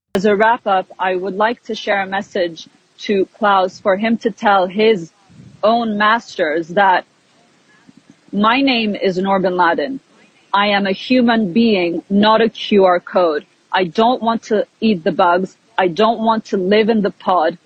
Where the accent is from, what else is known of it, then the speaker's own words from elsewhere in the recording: Bosnia & Herzegovina; now in Canada; And I'm from Bosnia. So I was born in former Yugoslavia.